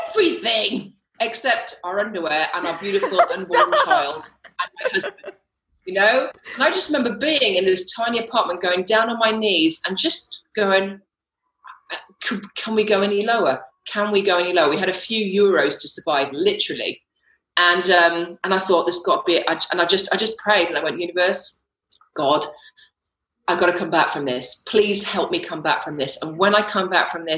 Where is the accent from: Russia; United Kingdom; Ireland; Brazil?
United Kingdom; accent: British; moved away as an adult; also born or lived in London / St. Martin / Belize; now in Mexico; I'm actually British, if you could tell from my accent, but I live in Mexico.